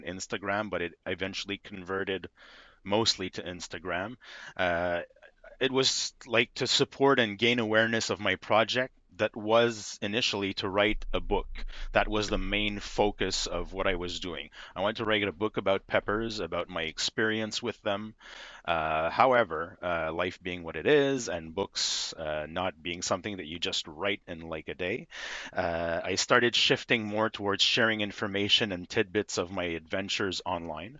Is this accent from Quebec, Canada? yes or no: yes; Quebec, Canada; I'm from Quebec, Canada. I've been here my whole life